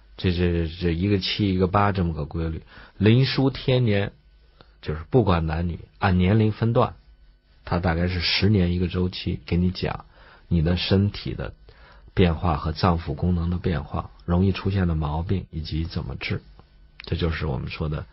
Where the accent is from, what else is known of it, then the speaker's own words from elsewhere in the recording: China; 我们中国人